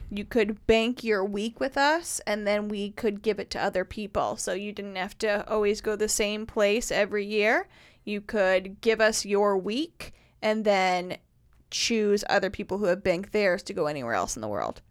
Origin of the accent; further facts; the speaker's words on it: Carmel, Indiana, United States; moved away as an adult; now in Nashville, United States; my hometown, Carmel, Indiana